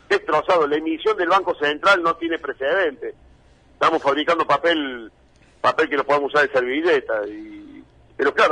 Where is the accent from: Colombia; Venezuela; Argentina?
Argentina; nosotros siempre nos comparamos y no nos damos cuenta que así somos los argentinos, de pedantes, soberbios, agrandados.